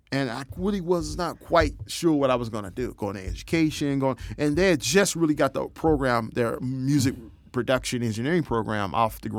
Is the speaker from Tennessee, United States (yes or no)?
yes; Knoxville, Tennessee, United States; moved away; I'm from Knoxville, Tennessee.